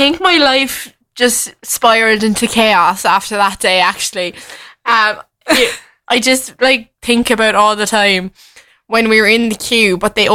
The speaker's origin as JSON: {"language": "English", "country": "Ireland", "said": "We were like, Ireland"}